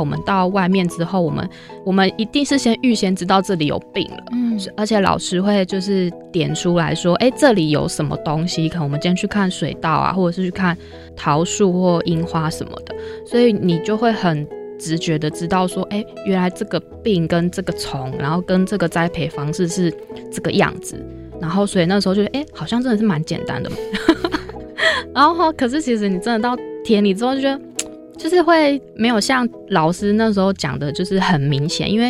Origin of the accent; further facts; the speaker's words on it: Taichung, Taiwan; moved away as an adult; also born or lived in Chiayi / Meinong, Kaohsiung; 我是台中人。